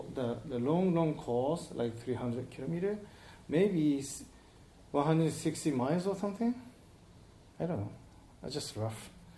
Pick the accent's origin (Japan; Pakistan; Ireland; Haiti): Japan; Iwate; English is a second language; from Iwate Prefecture, Japan.